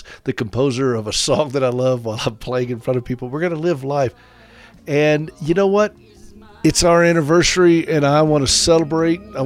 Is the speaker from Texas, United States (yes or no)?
no; Anderson, South Carolina, United States; also born or lived in Nashville; now in Montana, United States; I'm from Anderson, which is only about 30 minutes away.